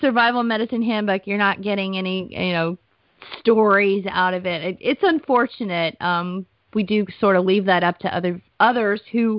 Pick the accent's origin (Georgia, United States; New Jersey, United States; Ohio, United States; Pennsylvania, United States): Georgia, United States; I grew up in Georgia